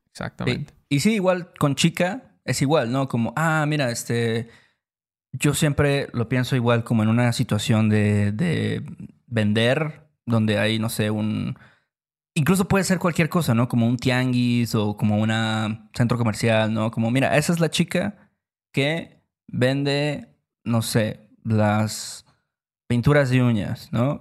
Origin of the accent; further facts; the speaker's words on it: Veracruz, Mexico; en Veracruz también lo escuchamos mucho, decimos mucho banda